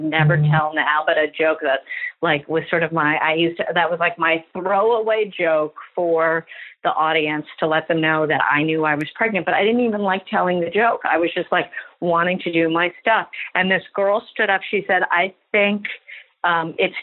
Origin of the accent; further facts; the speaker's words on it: New York City, New York, United States; I lived here. I've never not lived here